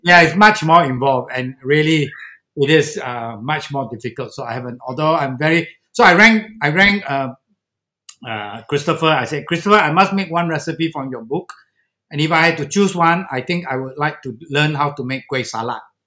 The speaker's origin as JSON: {"language": "English", "country": "Singapore", "said": "as a Singaporean"}